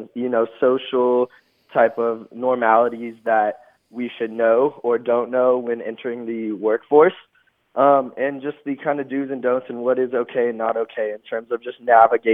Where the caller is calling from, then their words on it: Austin, Texas, United States; I'm calling in from Austin, Texas.